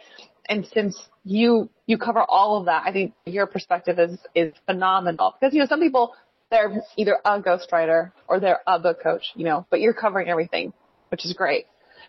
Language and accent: English; Los Angeles, California, United States; we're both from California, so LA.